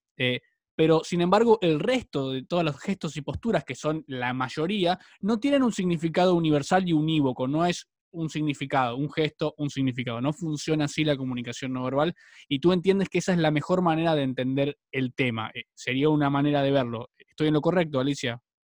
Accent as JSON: {"language": "Spanish", "country": "Argentina", "said": "yo soy argentino"}